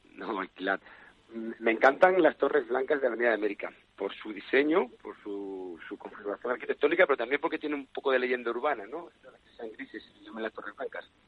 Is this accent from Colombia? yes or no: no; Spain; como buen español